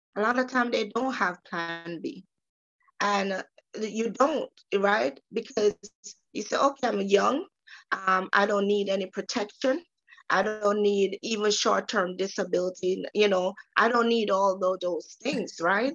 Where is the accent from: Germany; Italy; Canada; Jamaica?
Jamaica; moved away; I am from the beautiful island of Jamaica